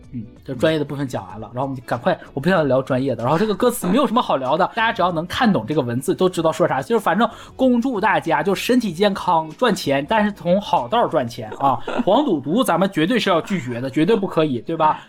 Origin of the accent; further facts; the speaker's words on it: China; 我们中国人过年就是开心